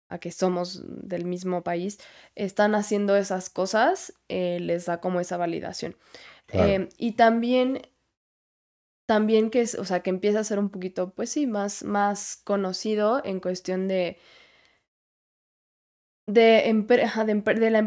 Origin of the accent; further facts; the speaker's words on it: Puebla, Mexico; De Puebla.